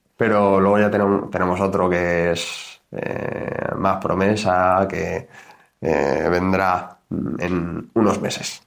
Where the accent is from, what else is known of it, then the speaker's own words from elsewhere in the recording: Community of Madrid, Spain; nosotros somos de Madrid